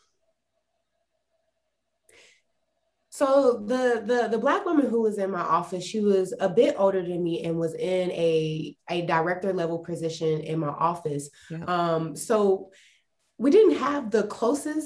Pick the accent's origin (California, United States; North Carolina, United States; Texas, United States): North Carolina, United States; Salisbury; moved away as an adult; now in Austin, United States; I'm from North Carolina. We have a very high Hispanic population. And the place where I was at, there was a very big Black population as well, because Salisbury, North Carolina